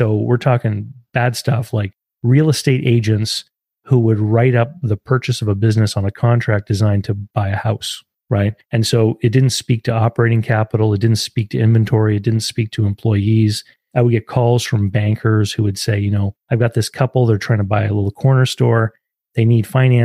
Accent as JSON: {"language": "English", "country": "Canada", "said": "I'm from Canada."}